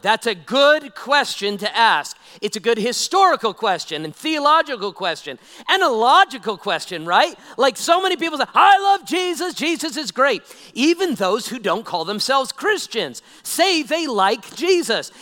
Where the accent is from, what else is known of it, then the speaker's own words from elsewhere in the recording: Nevada, United States; I'm a old Nevada guy, born and raised in Nevada